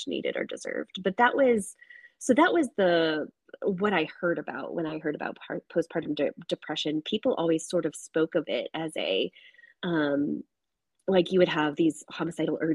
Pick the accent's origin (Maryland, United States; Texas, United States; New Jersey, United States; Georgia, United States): Texas, United States; Houston; I grew up in Houston.